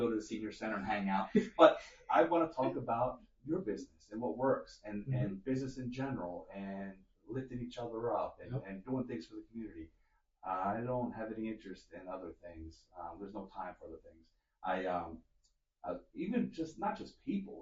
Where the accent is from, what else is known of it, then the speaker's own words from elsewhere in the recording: Delaware, United States; I was born and raised here in Delaware